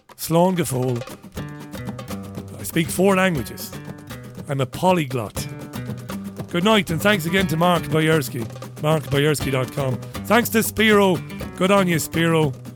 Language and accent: English; Waterford, Munster, Ireland; also born or lived in Spain; now in England; I was born in Waterford